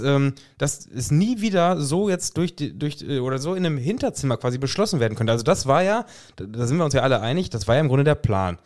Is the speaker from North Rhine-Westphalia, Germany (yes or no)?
yes; Lippstadt, North Rhine-Westphalia, Germany; bei uns würde man sagen